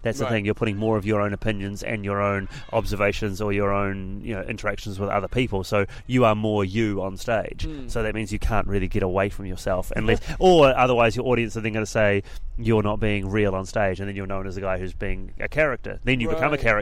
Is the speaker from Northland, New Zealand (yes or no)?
no; Christchurch, Canterbury, New Zealand; moved away as an adult; also born or lived in Auckland / London; moved away from Auckland, back to my hometown Christchurch